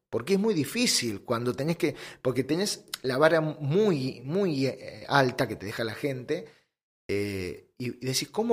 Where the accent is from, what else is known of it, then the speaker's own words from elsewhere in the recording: Lomas de Zamora, Buenos Aires Province, Argentina; yo soy de Loma de Zamora, de zona sur. Eh, en Buenos Aires, zona sur.